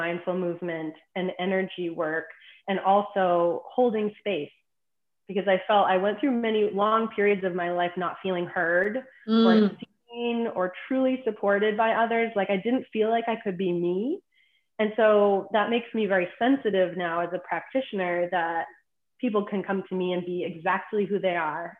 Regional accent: Boston, Massachusetts, United States; I'm originally from Boston

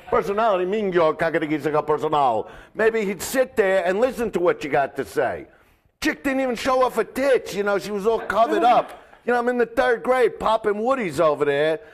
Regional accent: New York City, New York, United States; now in Los Angeles, United States; I'm from Brooklyn. Mm-hmm. You know, that's where I grew up

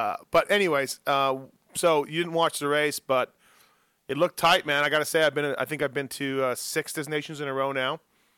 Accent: Canada; I'm Canadian

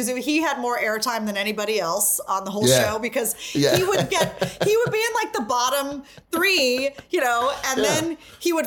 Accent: Hawaii, United States; now in New York, United States; I'm from Hawaii

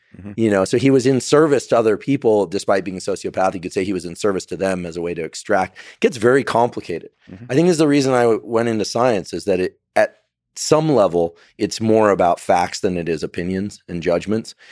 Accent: Silicon Valley, California, United States; it was happening in my hometown, right? Theranos was right up the road.

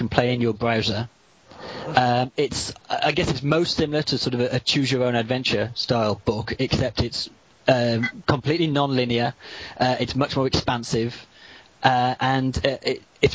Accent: Birmingham, West Midlands, United Kingdom; now in Bottesford, United Kingdom; I was born in Birmingham, which is neither a valley nor as charming as Bottisford

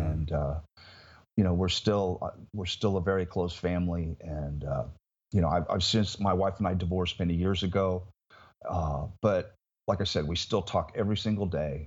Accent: Indiana, United States; moved away as an adult; now in Florida, United States; my hometown in Indiana

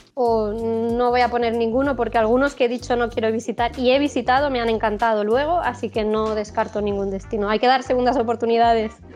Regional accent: Spain; siendo española me quedo en Sudamérica

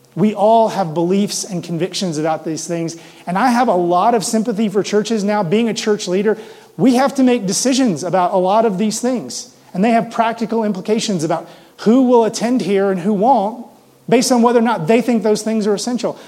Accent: Mississippi, United States; now in Denver, United States; I grew up in the South, in Mississippi.

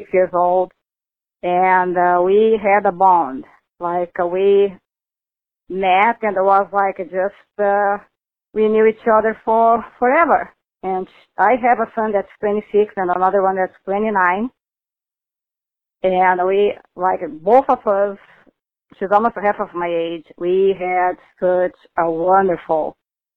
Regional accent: South Florida, United States; I'm from South Florida

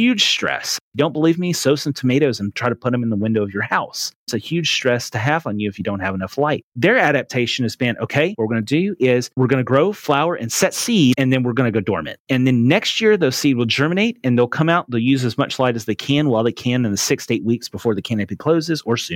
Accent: Western Tennessee, United States; moved away as an adult; also born or lived in Raleigh, North Carolina; now in East Texas, United States; I was born and raised in Western Tennessee

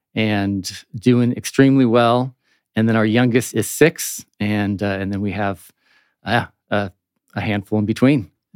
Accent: Phoenix, Arizona, United States; now in Prescott, United States; I grew up down in Phoenix

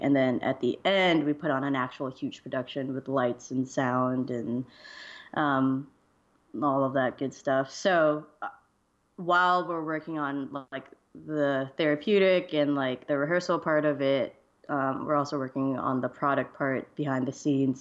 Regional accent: Georgia, United States; moved away; I'm from Georgia originally

